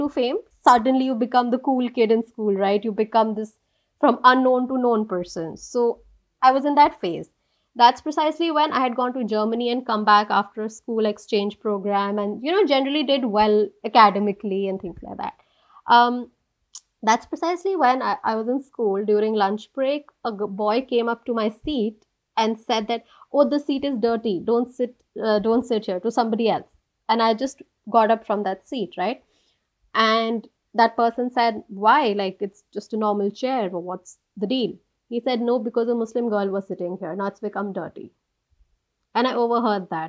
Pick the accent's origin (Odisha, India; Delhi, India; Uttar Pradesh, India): Delhi, India; moved away as an adult; also born or lived in Washington, D.C. / Geneva / The Hague; born and brought up in Delhi, lived all my life here till I was 22, 23, that I moved